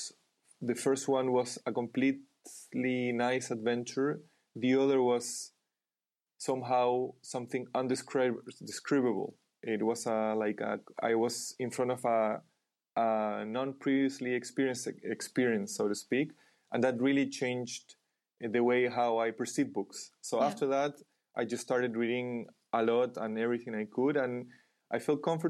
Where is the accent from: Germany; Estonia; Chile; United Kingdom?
Chile; I was born in Chile